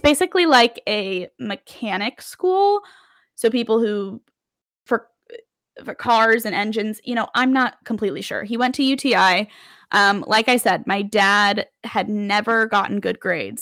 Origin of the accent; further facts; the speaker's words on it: Las Vegas, Nevada, United States; moved away as an adult; now in New York City, United States; I am a true Las Vegas born and raised. I lived in Las Vegas from the time I was born to the time I went to college